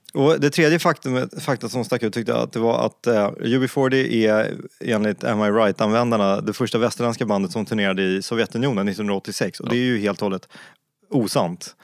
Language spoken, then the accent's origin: Swedish; Stockholm, Stockholm County, Sweden; Jag är uppvuxen i Stockholm, inte i Luleå